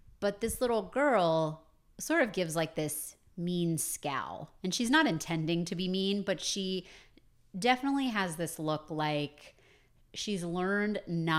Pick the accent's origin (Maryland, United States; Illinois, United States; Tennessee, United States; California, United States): Maryland, United States; I grew up outside of Baltimore, not in Kansas.